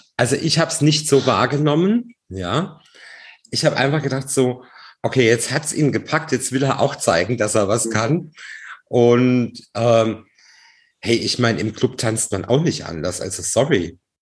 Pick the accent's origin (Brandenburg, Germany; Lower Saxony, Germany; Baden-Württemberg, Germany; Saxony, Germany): Baden-Württemberg, Germany; Baden-Baden; ich bin aus Baden-Baden